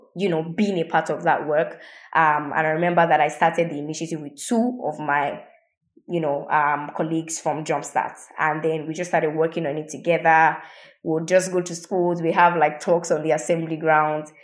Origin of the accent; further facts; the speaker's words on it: Ibadan, Oyo, Nigeria; I grew up in Ibadan. Um, Ibadan is in the southwest of Nigeria